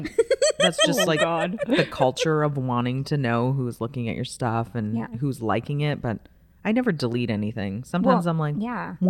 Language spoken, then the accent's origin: English; Surrey, British Columbia, Canada; also born or lived in Calgary, Alberta; Yeah, I've lived in Surrey since I was 4, so forever. I just say I'm a Surrey girl. I'm definitely not from Alberta.